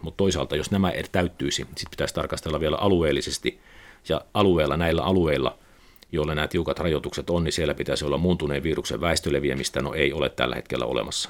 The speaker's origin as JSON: {"language": "Finnish", "town": "Pieksämäki", "region": "South Savo", "country": "Finland", "tie": "born or raised there", "moved": "yes", "said": "olin Pieksämäkeläinen aina. aina. Et se oli pieni vireä kaupunki 70-80-luvulla, kun asuin siellä ja, ja se, siellä oli, oli hyvä, hyvä, hyvä lapsuus, hyvä nuoruus"}